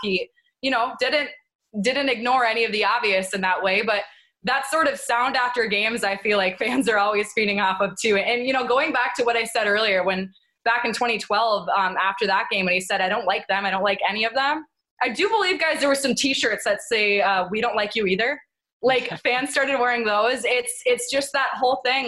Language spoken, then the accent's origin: English; Midwest, United States; now in Philadelphia, United States; me growing up in the Midwest